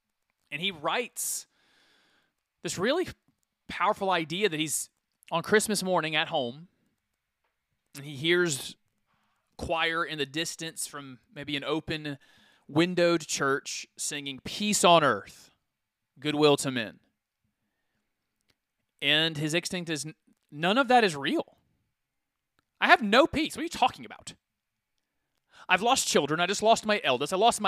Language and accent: English; Farakasadugu, Côte d’Ivoire; Well, in the flesh, I came from Farakasadugu, Ivory Coast.